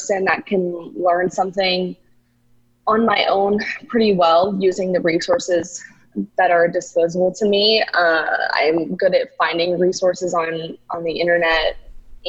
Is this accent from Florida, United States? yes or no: yes; Boca Raton, Florida, United States; now in New York City, United States; I'm from South Florida originally. I'm from Boca Raton, which is in between West Palm Beach and Fort Lauderdale.